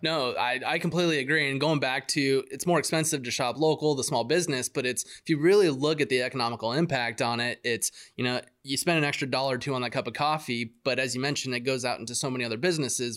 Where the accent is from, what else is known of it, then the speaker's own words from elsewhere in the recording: Yuma, Arizona, United States; I grew up in Ari, Ari, Arizona